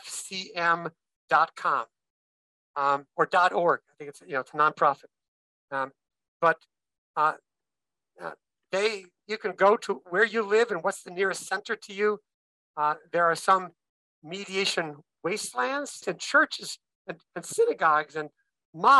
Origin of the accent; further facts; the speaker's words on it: Minnesota, United States; I'm a Minnesotan, born and bred there.